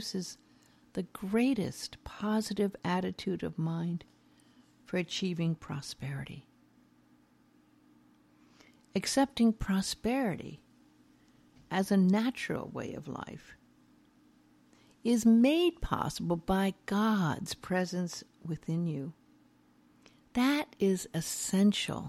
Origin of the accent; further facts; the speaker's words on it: Beverly Hills, California, United States; I grew up in Beverly Hills, knew many stars